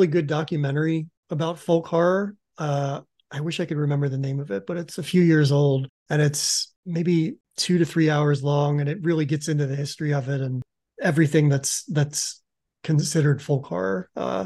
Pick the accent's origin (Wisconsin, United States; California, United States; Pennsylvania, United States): Pennsylvania, United States; I grew up in Pennsylvania, maybe, I don't know, 40 minutes north of Maryland where this took place